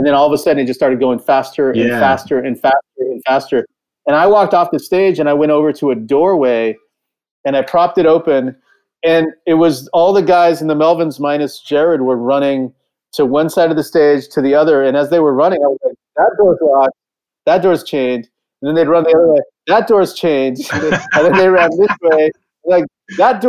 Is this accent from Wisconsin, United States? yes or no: no; California, United States; I grew up in California and I was used to earthquakes